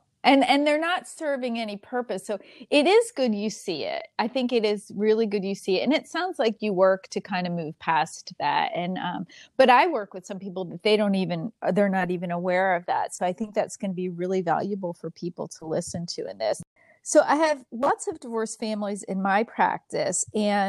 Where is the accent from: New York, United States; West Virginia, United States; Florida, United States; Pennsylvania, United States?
Pennsylvania, United States; Philadelphia; accent: Philadelphia; But when I go home, I start right into that Philadelphia accent. My family says, oh, Philly girl's co